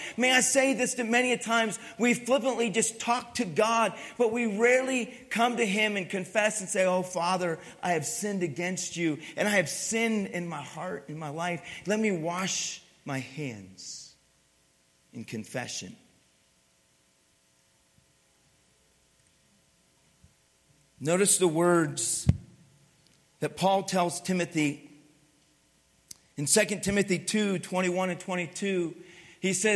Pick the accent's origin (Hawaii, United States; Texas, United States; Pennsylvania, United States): Pennsylvania, United States; I grew up in Pennsylvania, grew up in the cold and ice and snow.